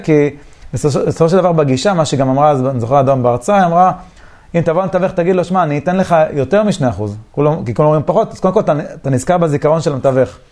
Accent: Beersheba, Southern District, Israel; זה אזור שנולדתי בבאר שבע

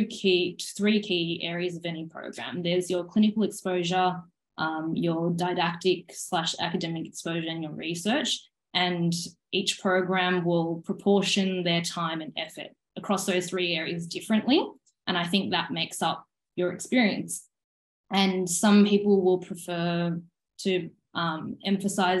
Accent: Sydney, New South Wales, Australia; moved away as an adult; also born or lived in Queensland; I'm from Sydney, even though I studied in Queensland, I'd come to Sydney during my uni holidays

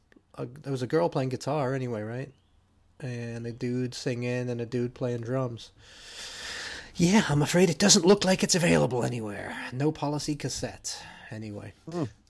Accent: England, United Kingdom; also born or lived in Champaign-Urbana, Illinois; now in United States; Being English

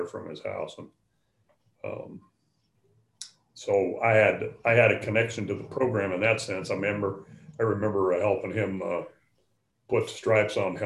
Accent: Nebraska, United States; moved away as an adult; also born or lived in Illinois; I grew up in Nebraska.

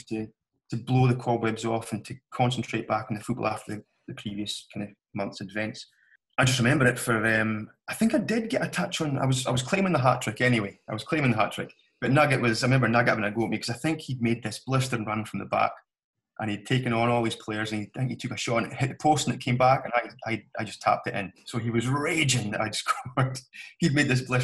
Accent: Grantown-on-Spey, Scotland, United Kingdom; we grew up together in Grant and our mothers were best pals from a young age.

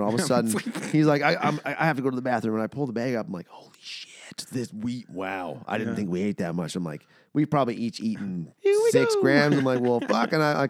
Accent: Brandon, Manitoba, Canada; Brandon, Manitoba.

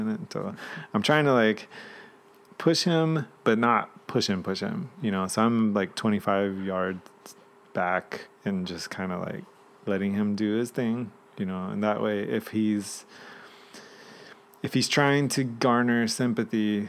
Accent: Georgia, United States; moved away; also born or lived in Virginia; my teenage years, I grew up in Georgia

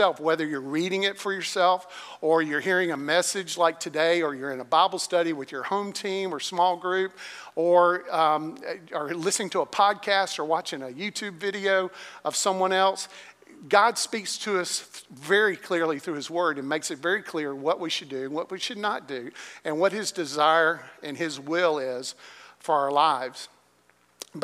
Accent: Greensboro, North Carolina, United States; North Carolina, which was where I grew up in Greensboro, North Carolina

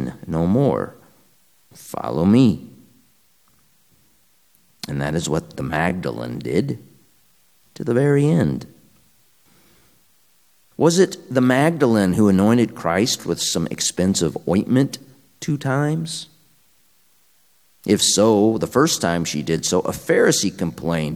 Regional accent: Quincy, Illinois, United States; My hometown, Quincy, Illinois, is on the most western tip of Illinois.

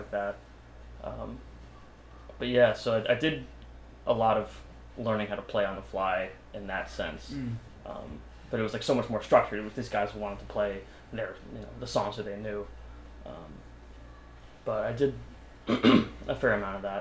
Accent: Yonkers, New York, United States; I'm from Yonkers

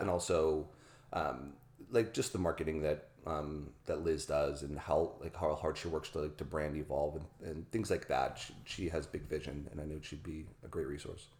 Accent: Pittsburgh, Pennsylvania, United States; I grew up in Pittsburgh, Pennsylvania

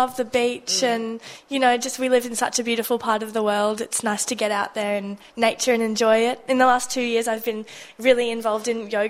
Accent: Jakarta, Indonesia; Oh, I've been, well, since I was tiny, I grew up in Jakarta when I was like 1 year old. My mum, because they were expats living overseas.

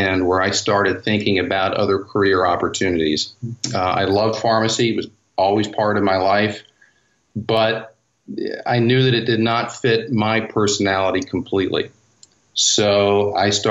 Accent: West Virginia, United States; We grew up in West Virginia

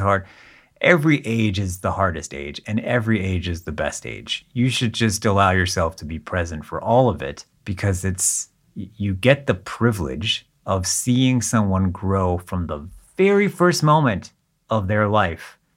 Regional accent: Southern California, United States; moved away as an adult; also born or lived in Israel / Boston area; now in Boston, United States; We moved from Israel to Southern California, which is where I grew up mm. and spent the first 18 years of my life

